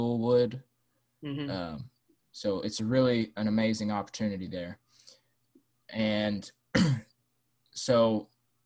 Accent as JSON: {"language": "English", "region": "Arkansas", "country": "United States", "said": "I'm from Arkansas in the USA"}